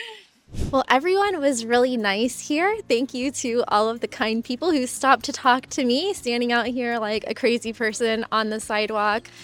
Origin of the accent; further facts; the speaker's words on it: Miami, Florida, United States; I'm from Miami